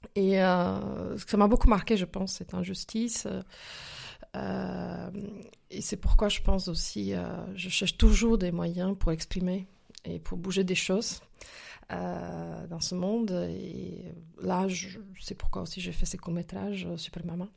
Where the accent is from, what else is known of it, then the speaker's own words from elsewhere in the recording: Slovakia; French is a second language; moved away as an adult; now in France; je suis née il y a quelques années, quelques décennies déjà, en Slovaquie, plus précisément en Tchécoslovaquie à l'époque communisme, en fait. Voilà, j'ai grandi dans ce pays jusqu'à jusqu'à à peu près 19 ans, euh, que j'ai quitté justement pour la France